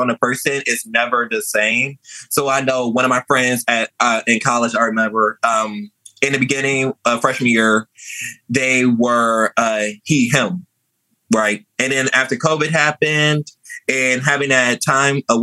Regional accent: Louisiana, United States; also born or lived in New Orleans / Metairie / Kenner; I was raised in Louisiana.

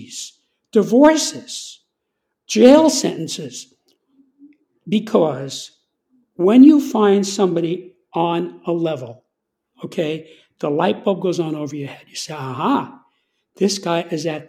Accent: New York, United States; I'm from New York

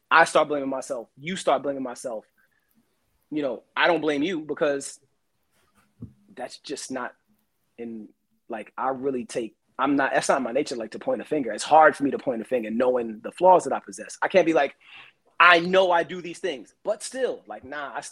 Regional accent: Brooklyn, New York, United States; I'm from Brooklyn. I did it the other way.

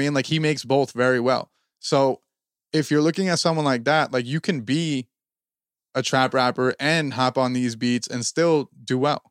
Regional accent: New Jersey, United States; we're from Jersey

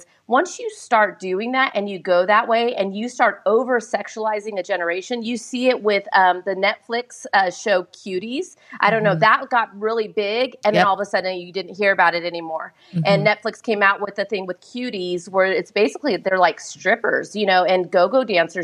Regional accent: Southern California, United States; born and raised in Southern California

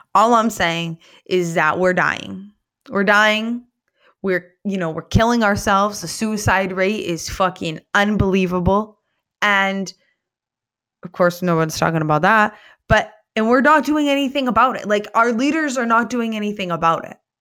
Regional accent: Somerset County, Maine, United States; my hometown of, um, Somerset County

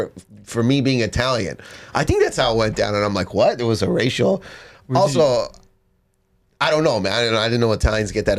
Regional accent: Canada; moved away; we were doing shows in my hometown. This is when I lived in Canada.

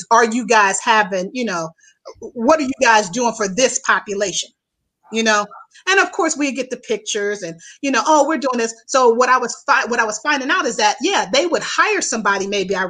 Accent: Youngstown, Ohio, United States; moved away as an adult; also born or lived in Houston, Texas; now in Chicago, United States; my hometown in Youngstown, Ohio is where I'm from

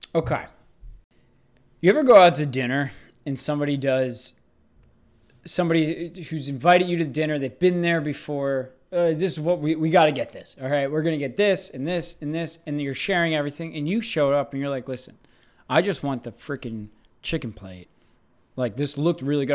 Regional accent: United States; us Americans

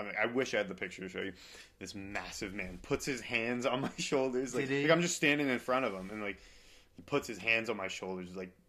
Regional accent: Boston, Massachusetts, United States; I'm from Boston.

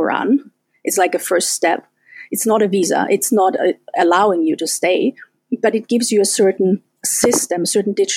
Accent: Austria; first language German; English is a second language; also born or lived in Germany / United Kingdom / France / Spain; now in Estonia; I was born in Austria, so I'm a German speaker

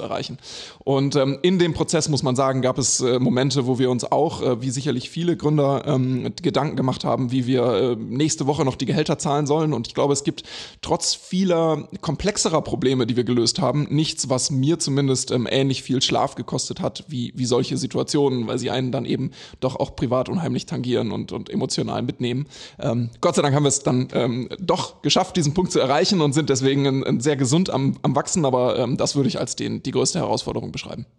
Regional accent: Germany; moved away; also born or lived in Sweden / Switzerland; ich bin zwar in Deutschland geboren, aber war in Schweden und in der Schweiz

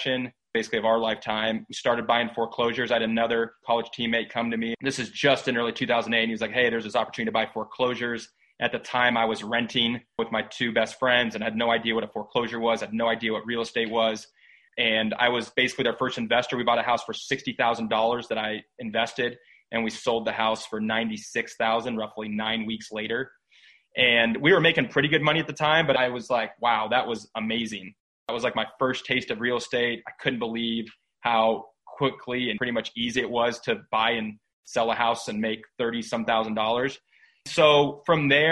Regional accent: Des Moines, Iowa, United States; also born or lived in Bogota, Colombia; now in Denver, United States; I grew up in Des Moines, Iowa, so just really solid Midwest town, kind of good old America.

